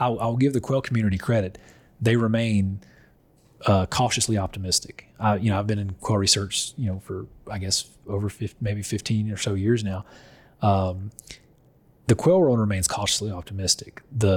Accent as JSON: {"language": "English", "region": "North Louisiana", "country": "United States", "tie": "born or raised there", "said": "I grew up in North Louisiana."}